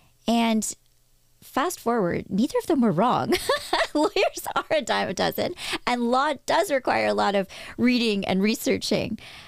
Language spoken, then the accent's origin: English; Toronto, Ontario, Canada; also born or lived in Victoria; I was born in Toronto, moved to Victoria, moved back to Toronto. But in Victoria, I told everybody that I was from Toronto at age like 5, 6, 7.